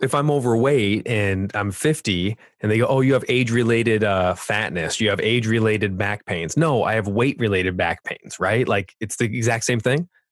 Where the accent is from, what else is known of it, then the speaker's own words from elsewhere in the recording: California, United States; accent: California; my California accent